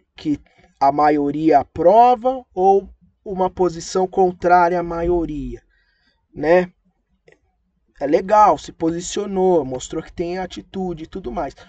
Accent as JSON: {"language": "Portuguese", "country": "Brazil", "said": "a gente somos brasileiros"}